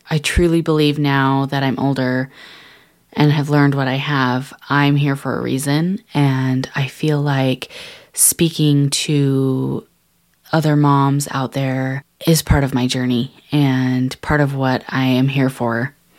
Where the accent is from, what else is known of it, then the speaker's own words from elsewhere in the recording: Salt Lake City, Utah, United States; I was born and raised here in Salt Lake City, Utah